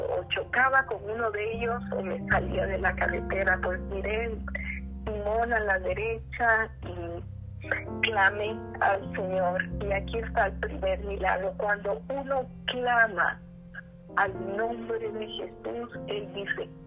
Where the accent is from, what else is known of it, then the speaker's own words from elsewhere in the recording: Costa Rica; also born or lived in Honduras; Yo soy costarricense y hondureña. Estaba en un camino en Honduras